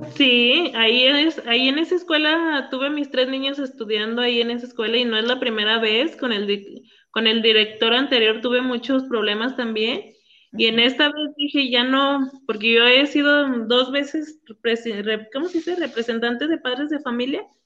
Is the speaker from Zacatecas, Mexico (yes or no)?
yes; Villanueva, Zacatecas, Mexico; somos de Villanueva